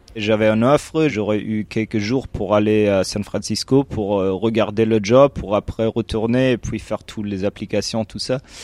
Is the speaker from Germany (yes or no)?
yes; Germany; French is a second language; je suis allemand, euh, j'ai 31 ans